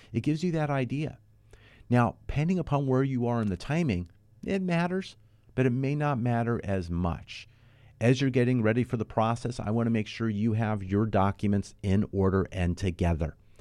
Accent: Los Angeles, California, United States; I grew up here in the Southern California. I grew up in the San Fernando Valley in North Hollywood area

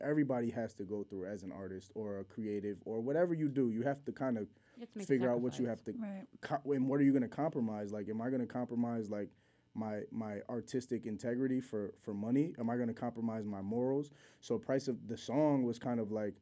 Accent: Bristol, Connecticut, United States; I grew up in Bristol

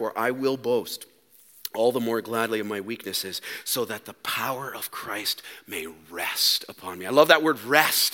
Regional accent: Canada; We're Canadian

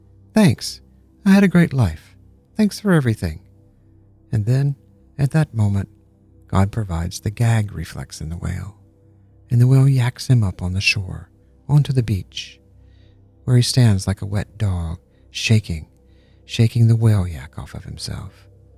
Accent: Georgia, United States; When I was a kid, growing up in Georgia, I'd wake up early in the morning, and I'd walk out into my backyard on a beautiful spring day

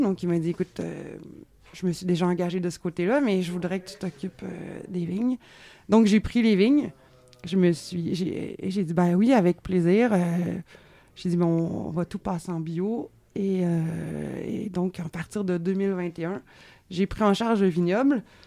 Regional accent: Quebec, Canada; also born or lived in Beaujolais, France; je suis québécoise, et je suis vigneronne

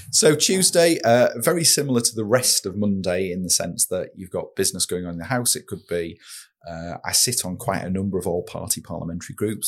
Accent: Saltburn-by-the-Sea, North East England, United Kingdom; growing up in Saltburn, uh, we lived in Emerald Street

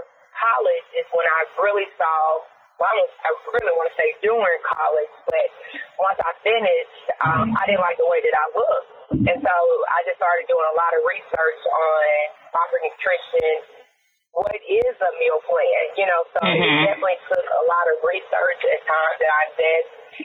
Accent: Memphis, Tennessee, United States; moved away as an adult; now in Tampa, United States; I'm from Memphis, so from the Deep South, right? And I want to say that I definitely grew up like a lot of Black kids, definitely in Deep South

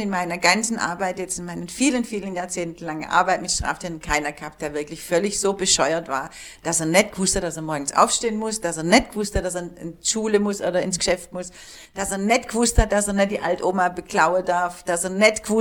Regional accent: Germany; born there; die sind hierher gezogen und ich bin in Deutschland geboren. Aber ich bin Türke.

